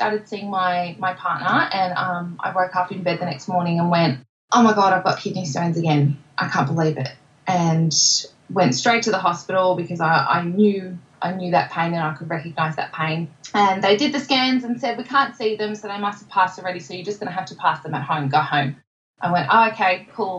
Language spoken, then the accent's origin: English; Melbourne, Victoria, Australia; I'm from Narrewarren in Melbourne, born and bred